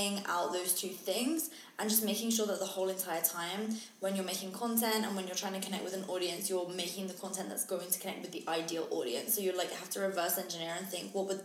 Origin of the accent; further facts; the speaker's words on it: England, United Kingdom; I'm English, not Australian